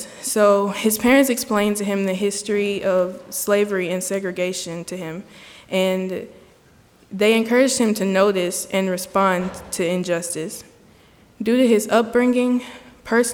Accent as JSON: {"language": "English", "town": "Memphis", "region": "Tennessee", "country": "United States", "tie": "born or raised there", "said": "I was born in Memphis, Tennessee"}